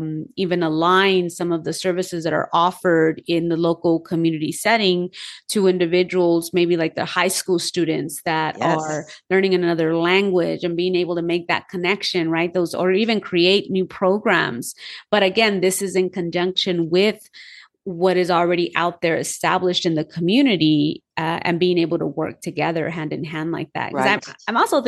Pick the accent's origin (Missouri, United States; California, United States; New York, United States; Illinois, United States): California, United States; Los Angeles; I was born and raised in Los Angeles